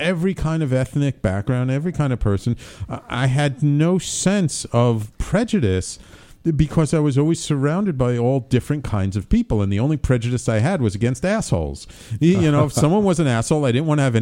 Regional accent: New York City, New York, United States; my fellow Bronx Science alum

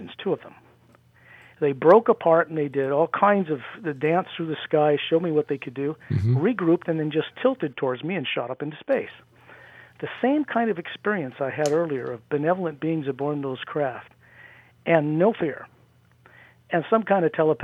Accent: near Salt Lake, Utah, United States; Utah, where I grew up near Salt Lake.

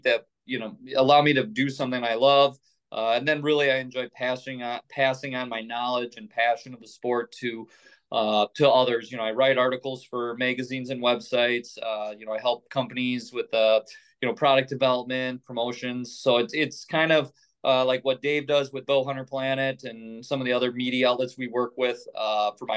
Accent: Wisconsin, United States; moved away as an adult; now in Minnesota, United States; I grew up in Wisconsin, have lived in Minnesota now since 2009

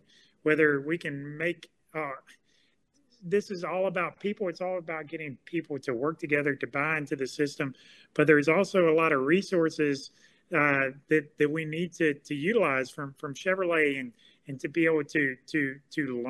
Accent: Fairhope, Alabama, United States; I grew up in Fairhope, Alabama

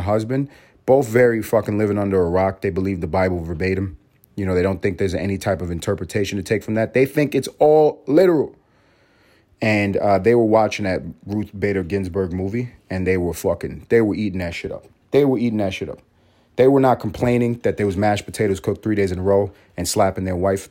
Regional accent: New York City, New York, United States; I grew up in New York City. I grew up in the motherfucking city

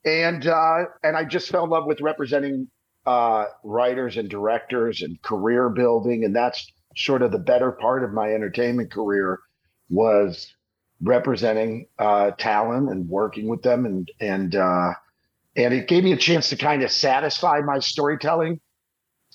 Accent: Detroit, Michigan, United States; moved away as an adult; also born or lived in Hollywood; I actually grew up outside of Detroit

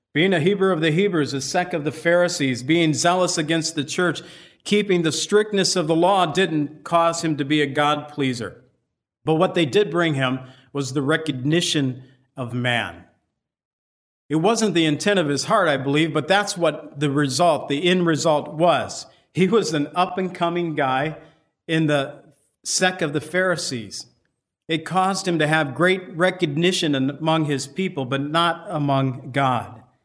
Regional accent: United States; I'm from America

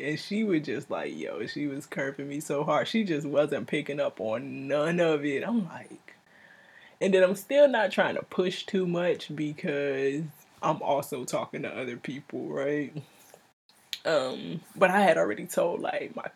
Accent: Miami, Florida, United States; moved away; I'm originally from Miami.

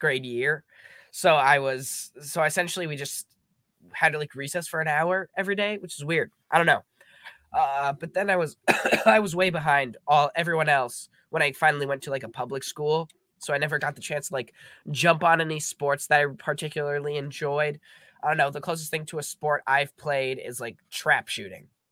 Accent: Minnesota, United States; I'm from Minnesota.

